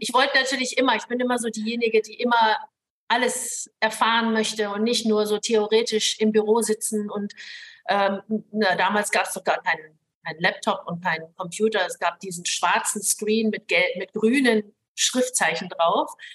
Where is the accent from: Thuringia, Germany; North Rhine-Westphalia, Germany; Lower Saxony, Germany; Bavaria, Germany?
Lower Saxony, Germany; Hamburg, then; moved away as an adult; also born or lived in Hong Kong; now in Singapore; Also ich bin ja in Hongkong geboren. Meine Eltern sind dann, ähm, als ich ein Jahr alt war, nach Deutschland gezogen. Wir sind in Hamburg gelandet.